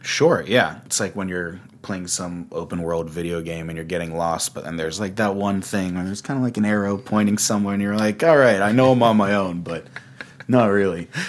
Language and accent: English; Augusta, Georgia, United States; moved away as an adult; also born or lived in Boston; now in Los Angeles, United States; I'm from Augusta, Georgia